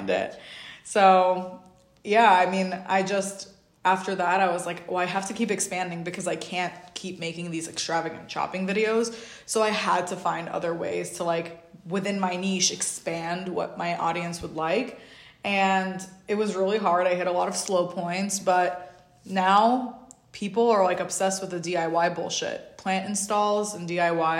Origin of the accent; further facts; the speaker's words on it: New York, United States; also born or lived in Uzbekistan; I'm from New York